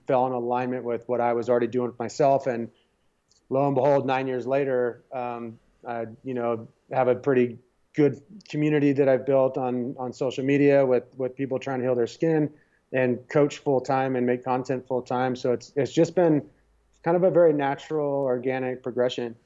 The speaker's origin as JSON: {"language": "English", "town": "San Diego", "region": "California", "country": "United States", "tie": "born or raised there", "said": "I grew up in San Diego"}